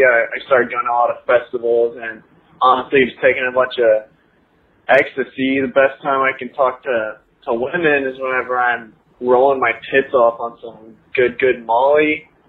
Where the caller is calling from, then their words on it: Northwest Arkansas, United States; I'm calling in from Northwest Arkansas.